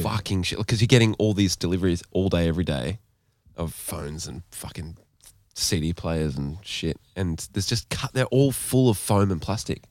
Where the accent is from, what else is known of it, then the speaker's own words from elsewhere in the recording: Gold Coast, Queensland, Australia; also born or lived in Aberdeen, Scotland; I grew up Bogan in some ways